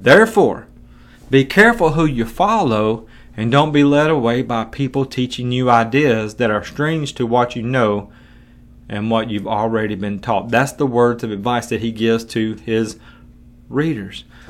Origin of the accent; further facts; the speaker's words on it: United States; I'm an American who's living in two thousand and twenty-two